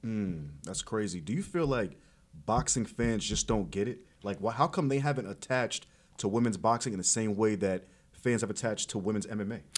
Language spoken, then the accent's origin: English; New York, United States; I'm a New York person. I'm a New York native